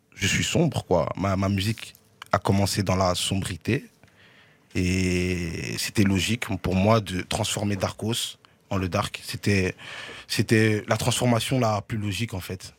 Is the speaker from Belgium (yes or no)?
yes; Brussels, Brussels-Capital Region, Belgium; je suis né là. Mhm. C'est la commune là où j'ai grandi